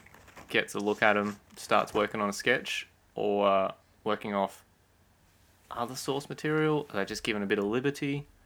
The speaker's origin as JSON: {"language": "English", "country": "Australia", "said": "as an Australian"}